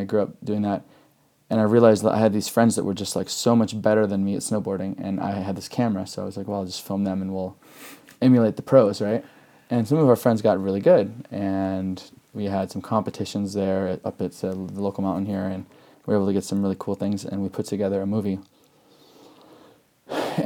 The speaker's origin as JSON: {"language": "English", "town": "Rapid City", "region": "South Dakota", "country": "United States", "tie": "born or raised there", "also_born_or_lived": "Huron, South Dakota"}